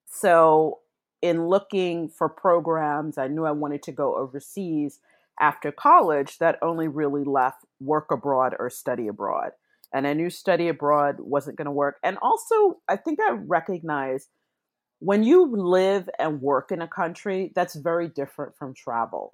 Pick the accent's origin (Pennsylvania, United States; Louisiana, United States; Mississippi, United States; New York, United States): New York, United States; New York City; moved away as an adult; also born or lived in London; I'm back in my hometown of New York City